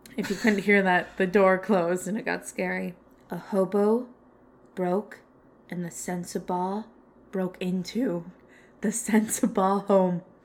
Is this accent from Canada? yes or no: yes; Canada; I'm from Canada